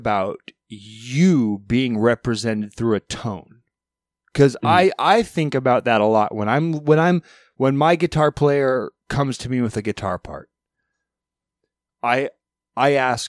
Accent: England, United Kingdom; my drummer speaks Russian and my guitar player speaks French and I'm English, but I speak both poorly.

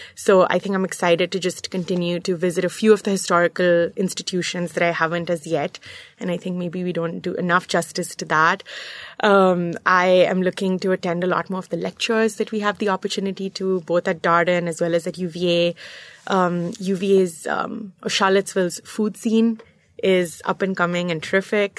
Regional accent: Muscat, Oman; moved away as an adult; also born or lived in New York / Charlottesville, Virginia; I, uh, grew up in Muscat, Oman, in the Middle East

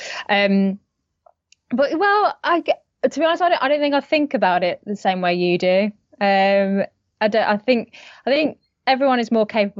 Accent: near Birmingham, West Midlands, United Kingdom; also born or lived in London; now in Vancouver, Canada; I'm British. Yes, I'm from the Midlands in England, so near to Birmingham. But I moved to London. So I came from London to here, which is Canada, Vancouver

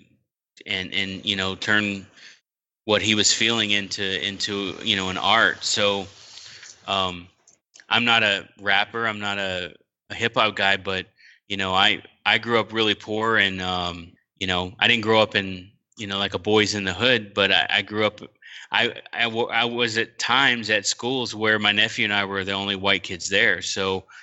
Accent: Texas, United States; I grew up in Texas

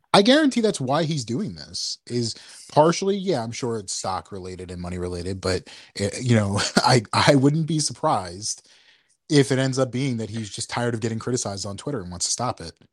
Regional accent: New York, United States; we're from New York

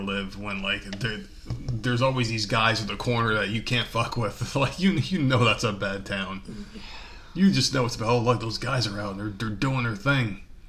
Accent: Northeast, United States; moved away; I'm from the Northeast. I just don't like it up there.

